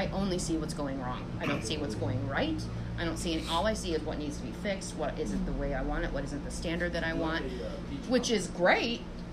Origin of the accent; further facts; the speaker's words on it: Michigan, United States; moved away as an adult; I'm from Michigan